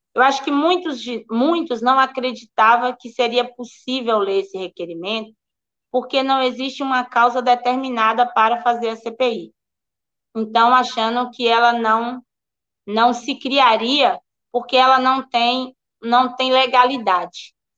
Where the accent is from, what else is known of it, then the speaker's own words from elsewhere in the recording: Prado, Bahia, Brazil; Sou do Prado. Sou aqui do extremo sul do estado.